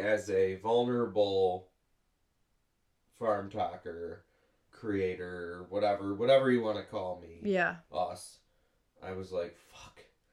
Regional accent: Western New York, United States; I'm a farmer from Western New York, and we raise black Angus cattle, and we've been making syrup since 1908

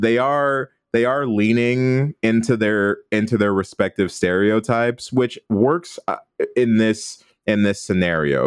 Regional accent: Midwest, United States; now in Los Angeles, United States; as a Midwesterner

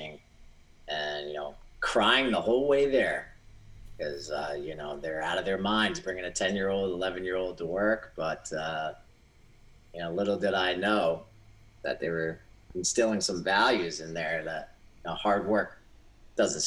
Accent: Southeastern Connecticut, United States; I was born here in Southeastern Connecticut, and I was born into, first generation American. So my parents came here from Greece

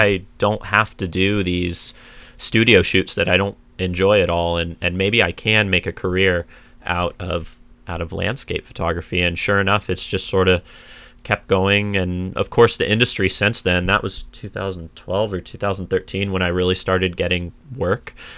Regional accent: San Diego, California, United States; I grew up in a suburb in San Diego

